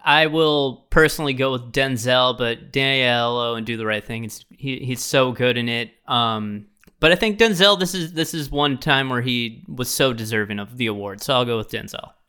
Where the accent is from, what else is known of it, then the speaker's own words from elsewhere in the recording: Midwest, United States; a Midwesterner